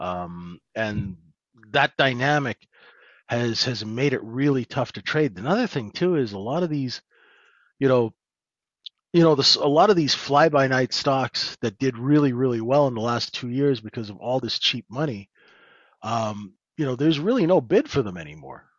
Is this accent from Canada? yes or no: yes; Canada; accent: North American; moved away as an adult; now in London, United Kingdom